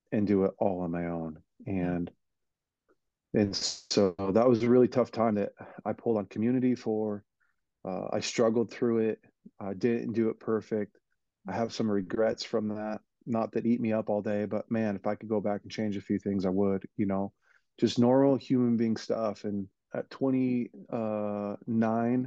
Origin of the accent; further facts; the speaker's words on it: Weaverville, California, United States; I was raised in Weaverville, California, just a really small town in the mountains